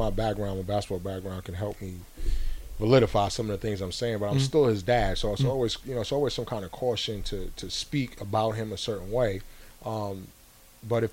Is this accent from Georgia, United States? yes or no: no; New York City, New York, United States; moved away; growing up in New York City